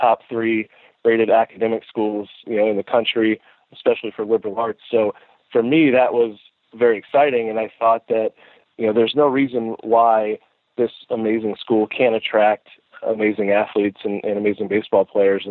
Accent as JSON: {"language": "English", "area": "just outside of Tampa", "region": "Florida", "country": "United States", "tie": "born or raised there", "also_born_or_lived": "Kentucky / Pennsylvania / Texas", "moved": "as an adult", "said": "I grew up just outside of Tampa, Florida, and played high school baseball down there"}